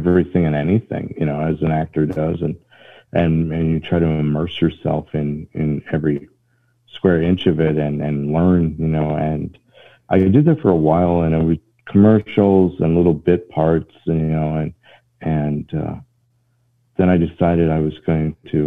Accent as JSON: {"language": "English", "region": "Northwest Iowa", "country": "United States", "moved": "as an adult", "lives_now": "Atlanta, United States", "said": "I'm originally from Northwest Iowa, but I've been in Georgia for 20 years now."}